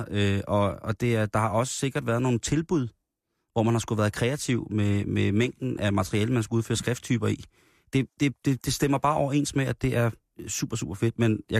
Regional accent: Copenhagen, Capital Region of Denmark, Denmark; jeg er inkarneret københavner.

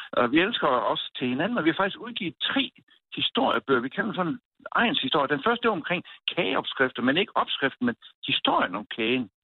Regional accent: Southern Jutland, Southern Denmark, Denmark; moved away as an adult; also born or lived in Odense, Denmark; now in Rudme, Denmark; jeg er faktisk sønderjyde

